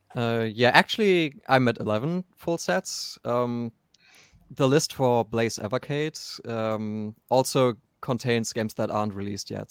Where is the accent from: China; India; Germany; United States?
Germany; I'm from Germany